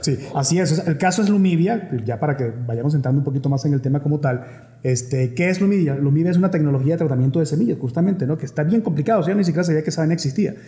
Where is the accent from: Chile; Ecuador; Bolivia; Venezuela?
Venezuela; now in Mexico; como venezolano